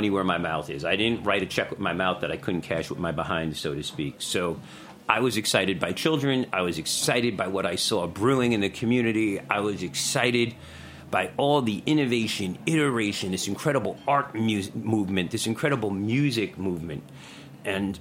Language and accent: English; New York City, New York, United States; I'm a Bronx boy, so I come from the Bronx